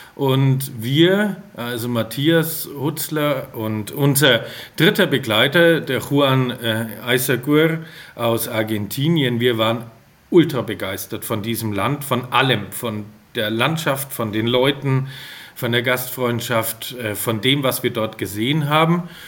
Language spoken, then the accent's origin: German; Franconia, Bavaria, Germany; ich bin äh, aus Franken.